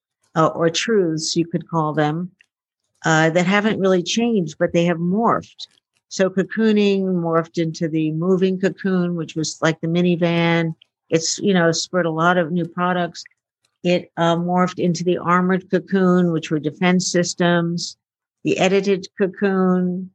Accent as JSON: {"language": "English", "region": "New York", "country": "United States", "tie": "born or raised there", "also_born_or_lived": "Shanghai", "said": "I was born in the East Village. I'm a sixth generation New Yorker"}